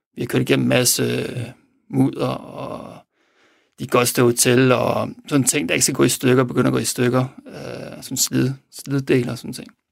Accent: Denmark; vi er fra Danmark

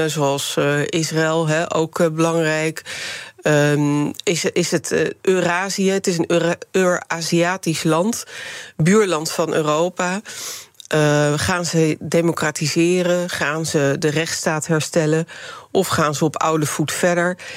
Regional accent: Rotterdam, South Holland, Netherlands; born there; Eh, ja, ik ben inderdaad geboren in Rotterdam, maar mijn eerste 15 jaar ben ik daar vrijwel jaarlijks naartoe gegaan.

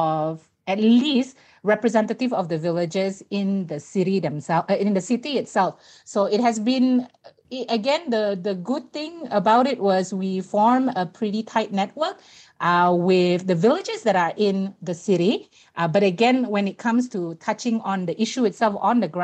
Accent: Long Pila, Sarawak, Malaysia; I come from a village in Lower Baram that's called Long Pila.

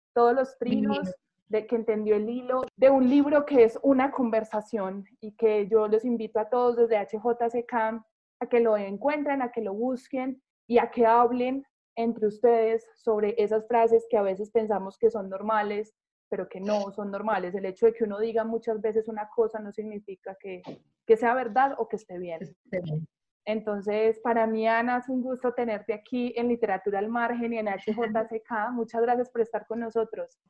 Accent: Medellín, Antioquia, Colombia; yo soy de Medellín

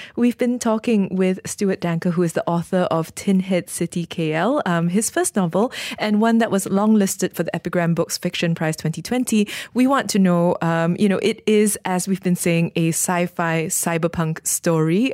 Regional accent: Malaysia; as a Malaysian

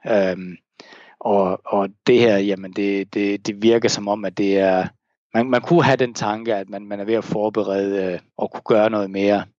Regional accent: Denmark; now in Hong Kong; jeg kan tage mit danske pas

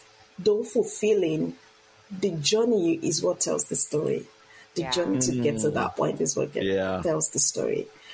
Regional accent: Nigeria; moved away as an adult; now in United States; I am originally from Nigeria

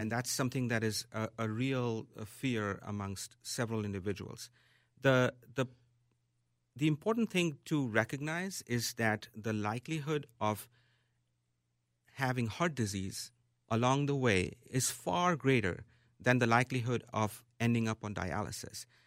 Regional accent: Mumbai, Maharashtra, India; moved away as an adult; now in Minneapolis, United States; It is my hometown.

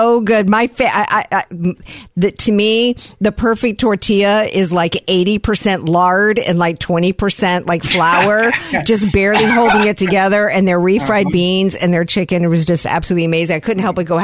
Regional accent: the South, United States; now in San Diego, United States; You know how I roll as a Southerner

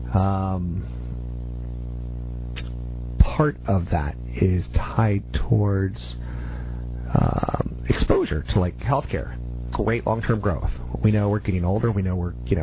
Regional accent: United States

